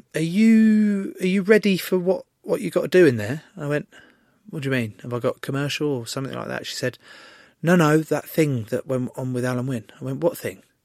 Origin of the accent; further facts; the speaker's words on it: England, United Kingdom; an English rugby player